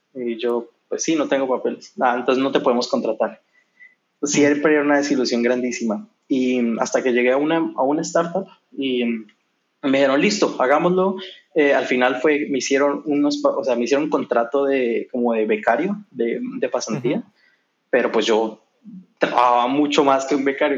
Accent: Yopal, Casanare, Colombia; moved away as an adult; also born or lived in Bogotá, Colombia / Spain; now in Amsterdam, Netherlands; Yo soy de, es un, un pueblo no muy grande, o en esa, cuando yo nací no era muy grande, ahora ya es una ciudad un poco más grande, en el, en el oriente de Colombia, se llama Yopal.

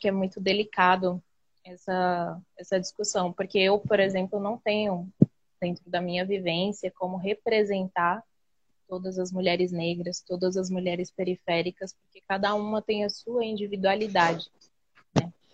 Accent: São Paulo, Brazil; que fica em Budas Artes, São Paulo, né? é, que é minha quebrada, onde eu nasci, onde eu cresci

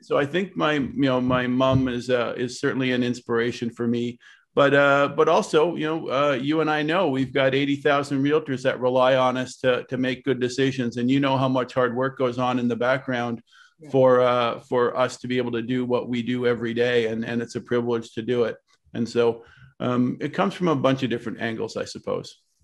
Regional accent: Ottawa, Ontario, Canada; I'm born and raised in Ottawa.

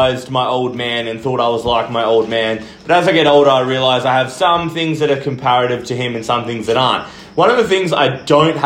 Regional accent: Kelmscott, Western Australia, Australia; I grew up in Kelmscott

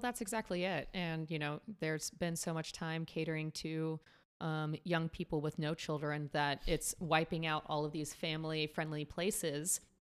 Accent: San Antonio, Texas, United States; now in Los Angeles, United States; my hometown in Texas. I'm from San Antonio

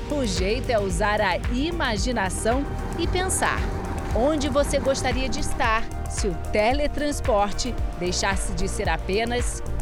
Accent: Rio de Janeiro, Brazil; now in Lisbon, Portugal; a saudade da minha terra natal e visitar as praias do Rio de Janeiro.

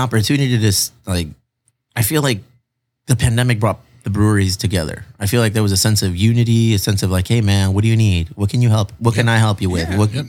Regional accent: Chula Vista, California, United States; I grew up in Chula Vista.

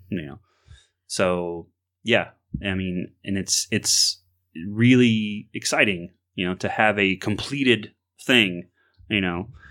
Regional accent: Florida, United States; growing up in Florida

